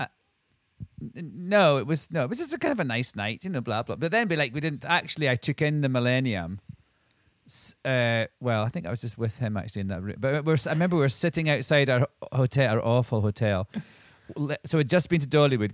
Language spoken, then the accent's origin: English; Scotland, United Kingdom; I'm from Scotland